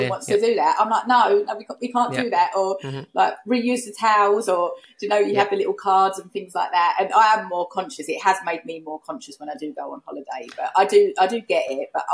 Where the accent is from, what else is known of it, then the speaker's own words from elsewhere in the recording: United Kingdom; accent: Essex; also born or lived in East London; I'm East London. I'm from Essex. I live in Essex now. So obviously, I do sound a certain way